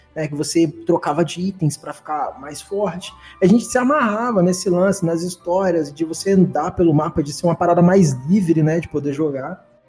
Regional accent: Vitória, Espírito Santo, Brazil; eu cresci no Morro do Bairro da Penha, que é a, é a favela mais perigosa do Espírito Santo, né? Em Vitória.

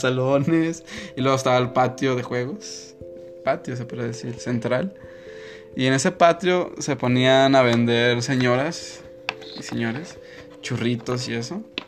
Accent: Mexico; como buen mexicano

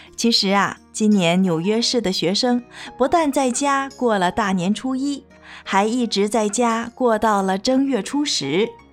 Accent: China; now in New York, United States; 这里现在跟国内有十三个小时的时差

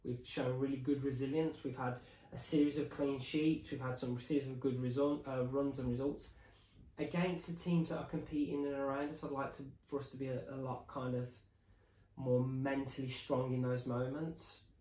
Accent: England, United Kingdom; it's just part of my psyche being probably English is that it's like a little bit uncomfortable sometimes when people call your name.

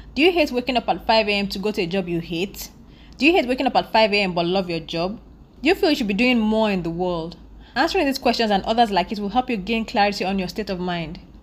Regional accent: Nigeria; I'm a Nigerian woman living in Nigeria

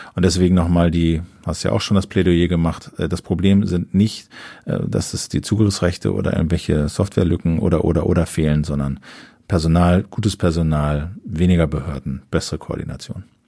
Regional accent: Germany; so als Deutsche

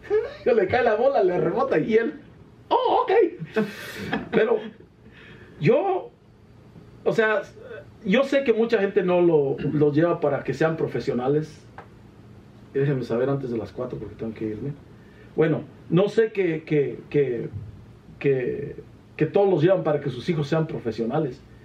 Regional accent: Iramuco, Guanajuato, Mexico; Representamos a Cámbaro, Guanajuato, porque, o sea, ganamos en todo lo de Iramuco

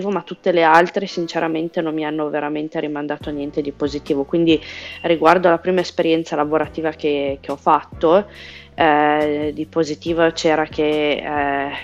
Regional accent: Italy; moved away; Eh, allora, sono, me ne sono andata dall'Italia perché volevo imparare bene l'inglese

